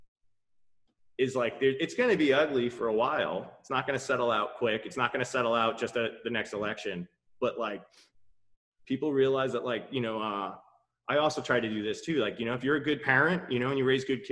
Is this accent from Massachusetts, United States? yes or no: no; New York, United States; as a New Yorker